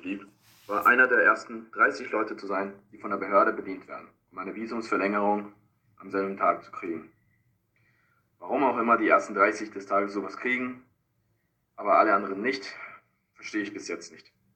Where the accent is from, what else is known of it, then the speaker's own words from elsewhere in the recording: Peru; German is a second language; now in Frankfurt, Germany; Peru, meine Heimat